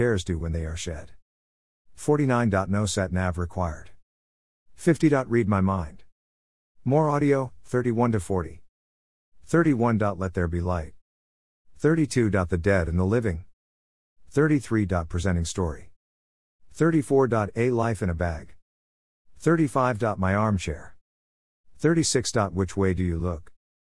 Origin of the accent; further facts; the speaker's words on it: Birmingham, West Midlands, United Kingdom; accent: Birmingham; with my posh Birmingham accent, too much listening to radio 4 years ago, and having Kerry Irish mom means I do not have a traditional Birmingham or black country accent.